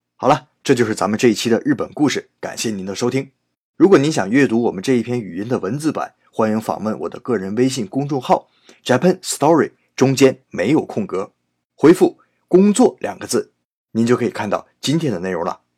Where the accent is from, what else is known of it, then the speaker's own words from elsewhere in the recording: China; 我们中国人